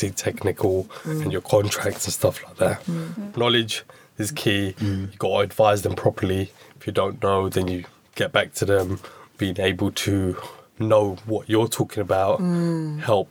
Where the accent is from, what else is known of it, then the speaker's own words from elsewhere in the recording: London, United Kingdom; me growing up in Waltham Forest at the time